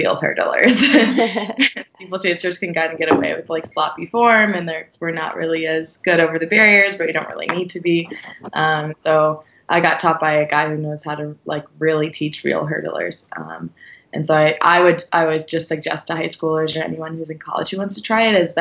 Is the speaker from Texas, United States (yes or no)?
no; St. Louis, Missouri, United States; moved away as an adult; also born or lived in Tallahassee, Florida; now in Portland, United States; I'm from St. Louis, Missouri